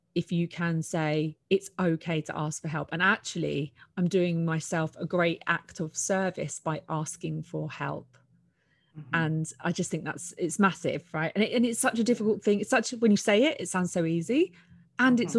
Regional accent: United Kingdom; I'm a Brit

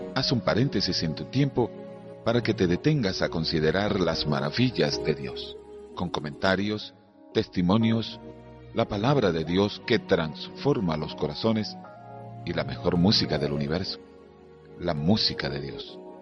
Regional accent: Venezuela; el río Orinoco de nuestro país

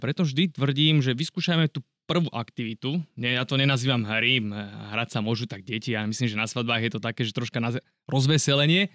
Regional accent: Trenčín, Trenčín Region, Slovakia; ja som z Trenčína

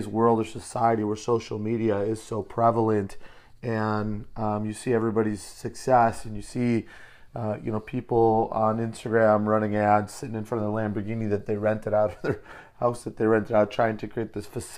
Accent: Detroit, Michigan, United States; now in San Diego, United States; I'm originally from Metro Detroit. I bring a little Motor City hustle to what I do. Live in San Diego now today

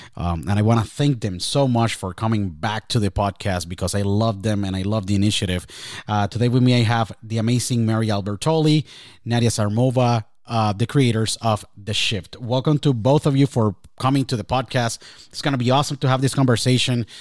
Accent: Puerto Rico; my home country, Puerto Rico

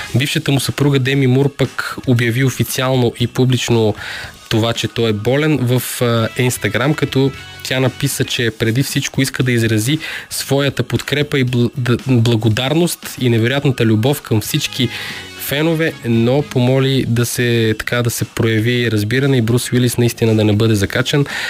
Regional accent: Bulgaria; съм българин

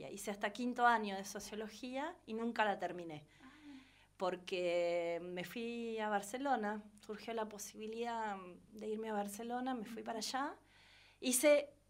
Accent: Bonifacio, Buenos Aires Province, Argentina; born there; also born or lived in Henderson / Salazar / La Plata; Yo fui una migrante toda mi vida desde que nací. Nací en Bonifacio, Laguna Alcina, partido de Guaminí, ah, cerca de Pigüé, Bahía, eh, está a doscientos y pico de kilómetros también de Bahía, pero provincia de Buenos Aires.

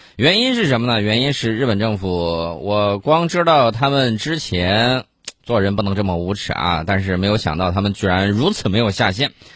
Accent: China; 我们中国人

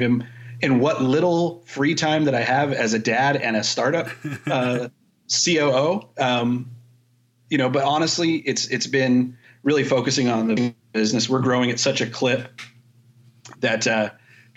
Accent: Southern California, United States; I was born and raised in Southern California

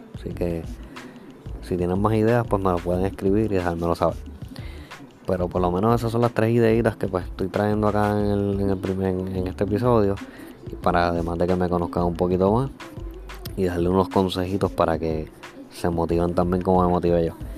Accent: Puerto Rico; yo soy de Puerto Rico

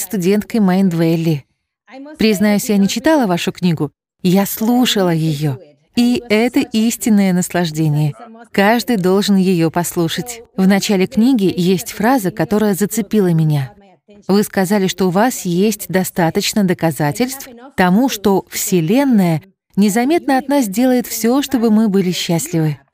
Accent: Dominican Republic; Я родилась и выросла в Доминиканской республике

